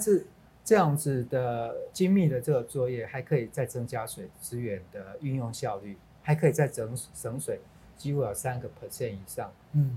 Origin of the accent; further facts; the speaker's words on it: Taiwan; 我们台湾人